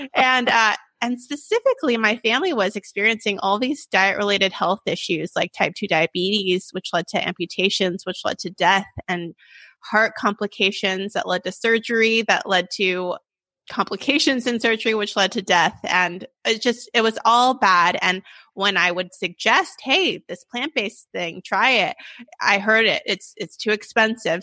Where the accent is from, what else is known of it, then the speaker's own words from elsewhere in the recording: Sacramento, California, United States; I'm from Sacramento, born and raised